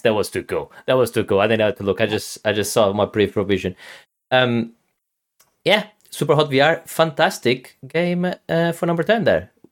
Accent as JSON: {"language": "English", "country": "Portugal", "said": "I'm from, from Portugal, which is obviously, uh, Western Europe"}